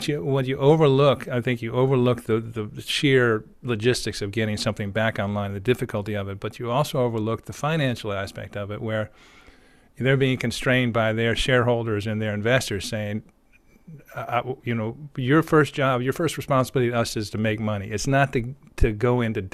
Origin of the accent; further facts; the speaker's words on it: United States; speaking as an American